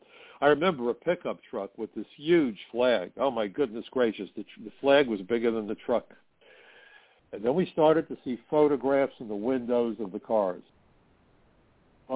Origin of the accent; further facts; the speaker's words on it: New York City, New York, United States; my hometown. I'm a Brooklyn boy, still live in Brooklyn